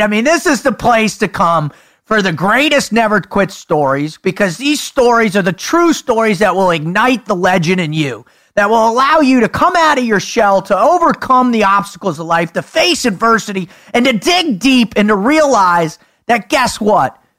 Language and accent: English; South Florida, United States; I grew up in South Florida where the retirees are